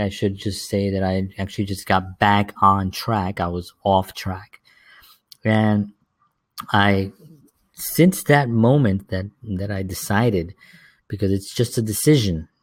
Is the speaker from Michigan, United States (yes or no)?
no; New York City, New York, United States; the inner cities where I grew up in the South Bronx